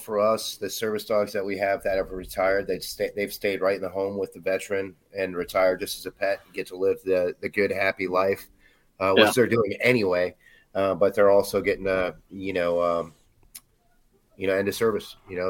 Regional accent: Wisconsin, United States; I grew up in Wisconsin.

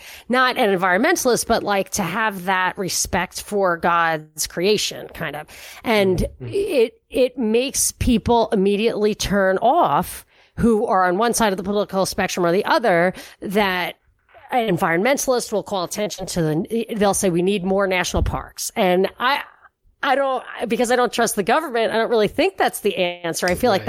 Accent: New York, United States; when I was growing up in New York, upstate New York, and from Rockland County.

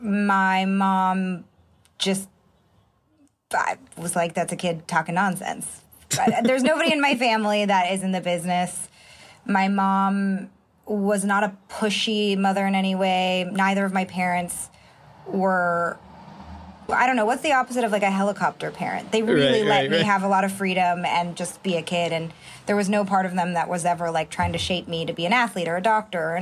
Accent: Marin County, Bay Area, California, United States; also born or lived in Santa Monica, California; I moved to the Bay Area, though, when I was an infant. So I think I was 6 or 9 months old when my parents moved to Marin County

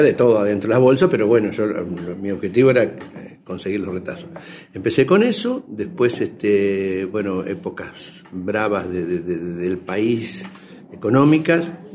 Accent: General Belgrano, Buenos Aires Province, Argentina; de General Belgrano, provincia de Buenos Aires, y hago marroquinería

